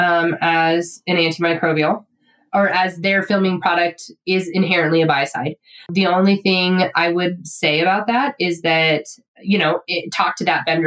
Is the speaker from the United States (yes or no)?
yes; Colorado, United States; I'm a kid from Colorado